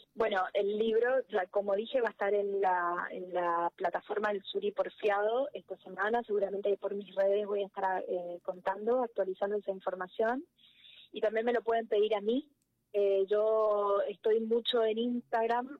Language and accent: Spanish; interior of Corrientes Province, Argentina; moved away as an adult; now in Corrientes, Argentina; El, el, pueblo donde ella vivía, que es donde yo nací, está a 500 kilómetros de Corrientes Capital